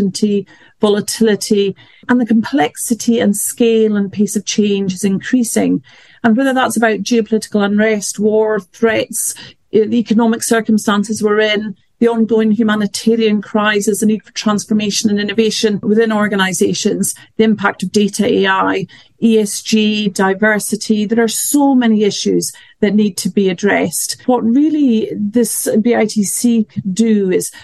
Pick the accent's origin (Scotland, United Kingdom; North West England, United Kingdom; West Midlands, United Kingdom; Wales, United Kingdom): Scotland, United Kingdom; north of; moved away as an adult; also born or lived in Glasgow; now in London, United Kingdom; I was born in London, brought up in the north of Scotland and studied at Glasgow, but have mainly worked in London ever since